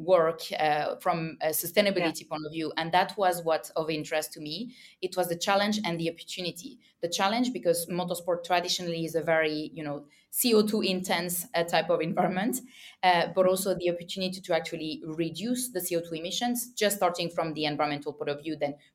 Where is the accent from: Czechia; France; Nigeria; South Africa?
France; accent: French; English is a second language; I come from a region in France, as you can hear my French accent